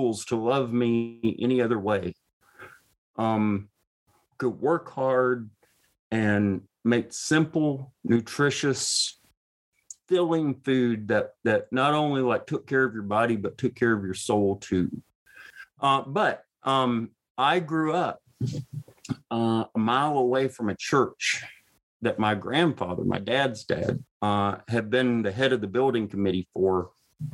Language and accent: English; Marshall County, North Mississippi, United States; I grew up in Marshall County, half a mile from the Tate County line.